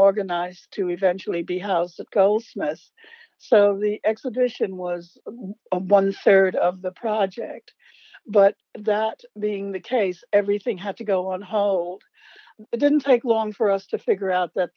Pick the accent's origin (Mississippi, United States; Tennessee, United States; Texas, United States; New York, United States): New York, United States; moved away as an adult; also born or lived in San Francisco; growing up in New York, I was born in the late 40s